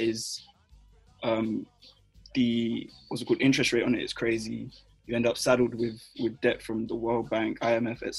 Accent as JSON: {"language": "English", "region": "London", "country": "United Kingdom", "tie": "born or raised there", "said": "I was born and raised in London"}